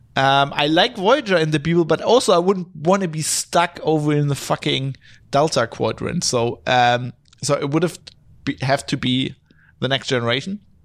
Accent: Duisburg, North Rhine-Westphalia, Germany; English is a second language; also born or lived in Australia; now in Düsseldorf, Germany; I was born just a city further north in Duisburg

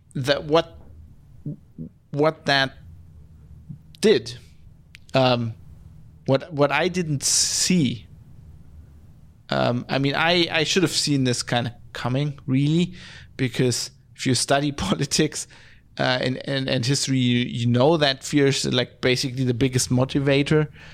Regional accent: West Germany, Germany; I'm from West Germany

